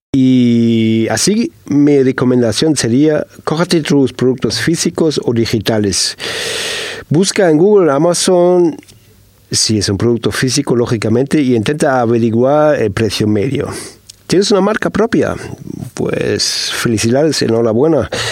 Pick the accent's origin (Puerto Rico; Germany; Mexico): Germany; Y te lo digo como alemán